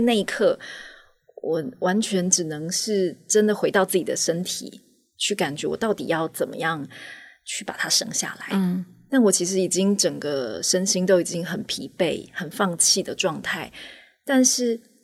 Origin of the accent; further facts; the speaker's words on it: Taitung, Taitung County, Taiwan; 本来就在台东长大